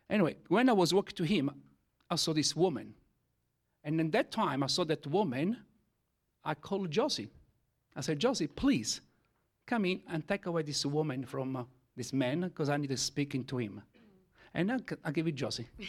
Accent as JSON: {"language": "English", "country": "Italy", "first_language": "Italian", "second_language": "English", "said": "I am Italian, okay? As my first language is Italian."}